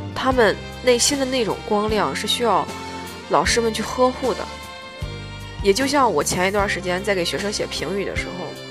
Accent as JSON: {"language": "Chinese", "region": "Henan", "country": "China", "said": "作为一个河南人"}